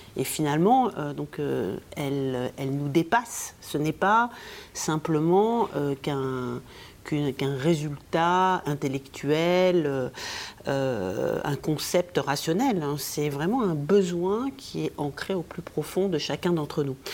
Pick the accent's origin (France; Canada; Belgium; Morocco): Morocco; moved away; j'ai vécu euh, toute mon enfance au Maroc